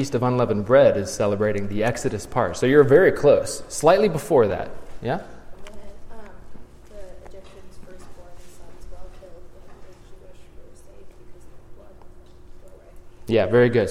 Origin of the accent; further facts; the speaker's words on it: Morton, Illinois, United States; I'm from Morton, so Pumpkin Festival is a big deal.